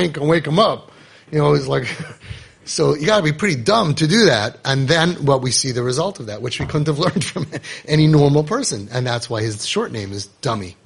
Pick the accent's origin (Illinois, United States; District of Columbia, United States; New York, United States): New York, United States; New York City; I grew up in Queens